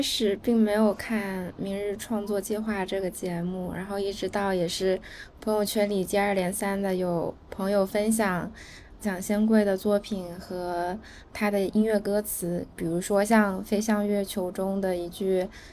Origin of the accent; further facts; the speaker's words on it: Guangzhou, Guangdong, China; 我是广州人嘛